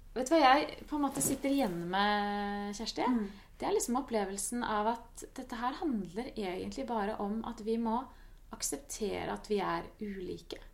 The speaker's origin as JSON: {"language": "Norwegian", "country": "Norway", "said": "som nordmenn"}